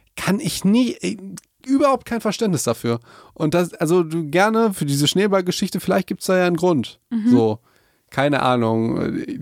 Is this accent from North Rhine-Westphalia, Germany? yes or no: yes; Hagen, North Rhine-Westphalia, Germany; bei uns in Hagen